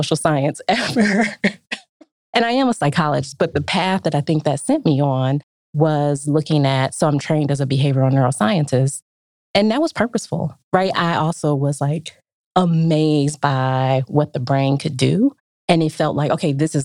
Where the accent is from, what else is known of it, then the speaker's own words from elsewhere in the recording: Detroit, Michigan, United States; I grew up in Detroit in the 80s